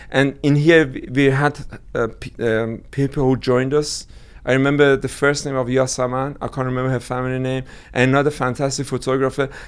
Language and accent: English; Iran; now in London, United Kingdom; But but I should say British Iranian if I'm being interviewed and be hated by Iranians after that.